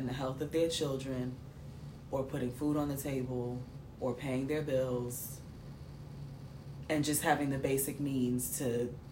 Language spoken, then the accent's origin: English; Maine, United States; Yeah, I'm from Maine.